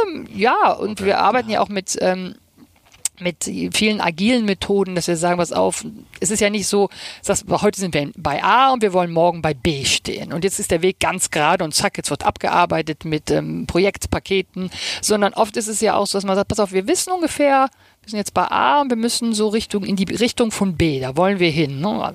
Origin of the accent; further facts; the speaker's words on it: Rhineland, Germany; now in Hamburg, Germany; Ich komme ähm, aus dem Rheinland, äh, hört man ja auch immer noch